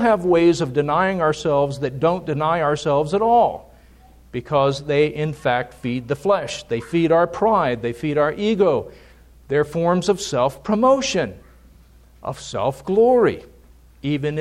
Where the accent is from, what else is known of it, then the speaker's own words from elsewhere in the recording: United States; us as American Christians